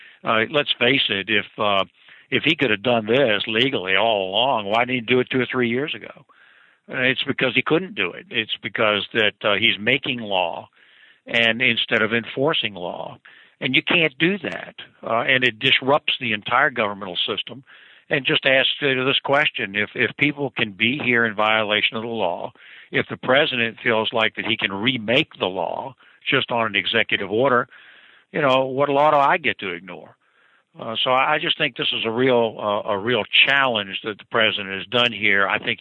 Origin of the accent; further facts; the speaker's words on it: Virginia, United States; my home state of Virginia